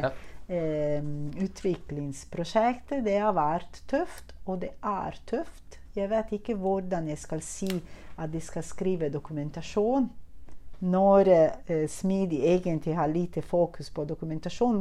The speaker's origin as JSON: {"language": "Norwegian", "country": "Italy", "second_language": "Norwegian", "moved": "yes", "lives_now": "Norway", "said": "jeg er italiener"}